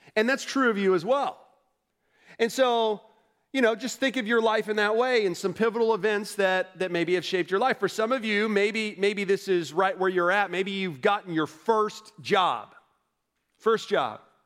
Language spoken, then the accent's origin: English; Orlando, Florida, United States; moved away as an adult; now in North Carolina, United States; I grew up in Orlando, Florida